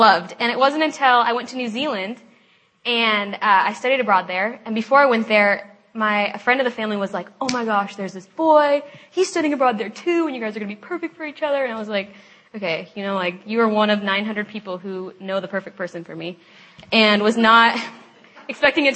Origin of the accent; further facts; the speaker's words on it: Lake Oswego, Oregon, United States; now in Seattle, United States; I'm from Lake Oswego, Oregon, and I grew up with an awesome family